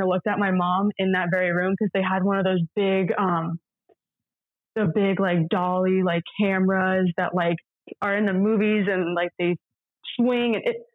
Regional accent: Florida, United States; moved away; I'm a freshman. I'm from Florida.

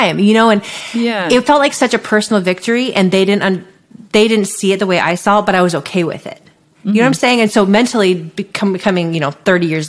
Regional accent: Santa Cruz, California, United States; I grew up near Santa Cruz, which is a beach town in Northern California

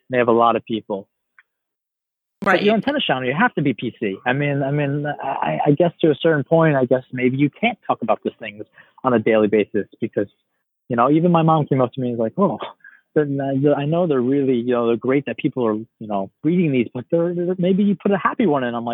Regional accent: New York, United States; And oh wait, I'm from New York. I can go watch the US Open.

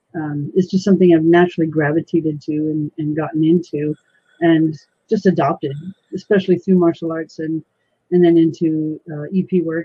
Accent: California, United States; moved away as an adult; also born or lived in Missouri; now in Washington, United States; 6 months later, my family drove to California. And up until August of last year, I've been in California pretty much all my life, and I've been in Washington State now for 1 year.

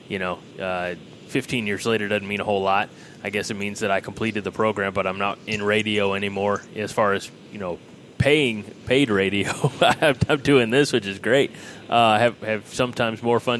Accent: United States; We are from Clinton County, which doesn't mean anything to anybody in Nebraska, but you know, it's the rural you know, towns

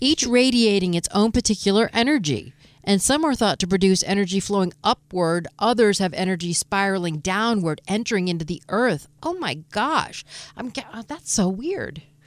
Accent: Detroit, Michigan, United States; I'm from Detroit

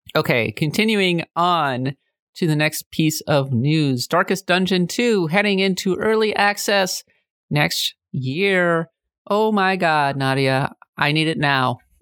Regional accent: Minnesota, United States; I'm way more in touch with my German and Norwegian heritage because I'm from Minnesota

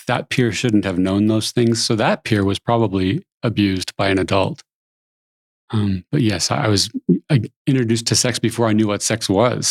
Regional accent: San Jose, California, United States; I grew up in San Jose, California, which I think is paradise

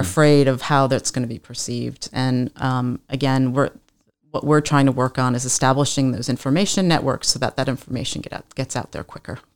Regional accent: East Coast, United States; moved away; I was born and raised on the East Coast

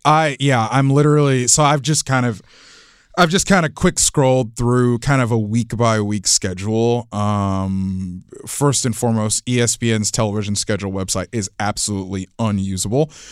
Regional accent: Florida, United States; I'm from Florida

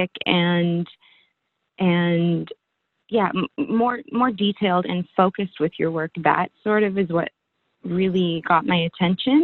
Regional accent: Vancouver, British Columbia, Canada; I'm an actress from Vancouver.

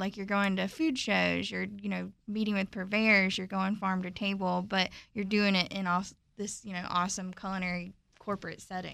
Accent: Statesboro, Georgia, United States; moved away as an adult; also born or lived in Charlotte, North Carolina; now in Washington, D.C., United States; I'm from Statesboro, Georgia, so right there off the coast, kind of the farm town girl

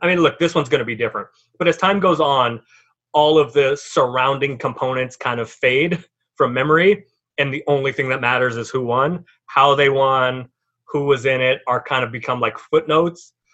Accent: San Francisco, California, United States; I grew up in San Francisco

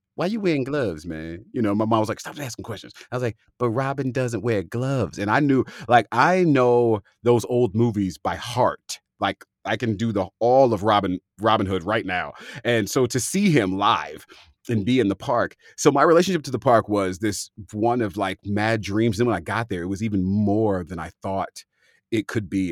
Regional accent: San Francisco Bay Area, California, United States; I'm from the San Francisco Bay Area

